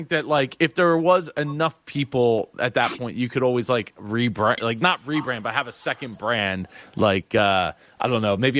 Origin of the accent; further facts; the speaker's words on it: Philadelphia, Pennsylvania, United States; I'm from Philly, the area